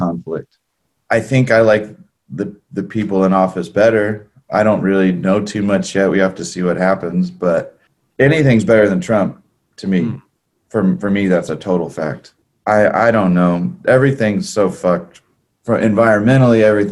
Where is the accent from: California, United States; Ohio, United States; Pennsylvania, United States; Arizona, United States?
California, United States; growing up in California